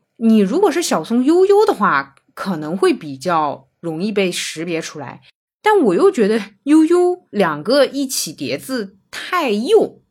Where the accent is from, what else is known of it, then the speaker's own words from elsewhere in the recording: China; 我是中国人